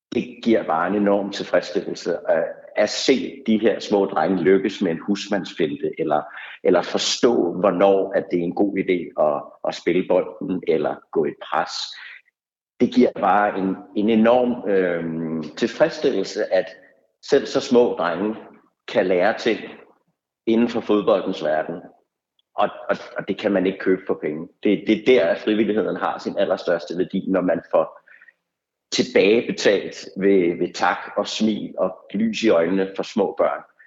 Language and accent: Danish; Vestegnen, Capital Region of Denmark, Denmark; man selv er, er født og opvokset på Vestegnen